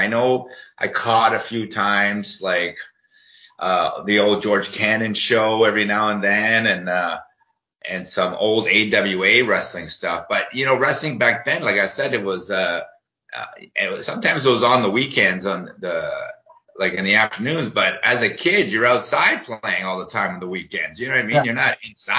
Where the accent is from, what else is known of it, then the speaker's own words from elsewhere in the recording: Uruguay; now in Ontario, Canada; where I was born in Uruguay, South America.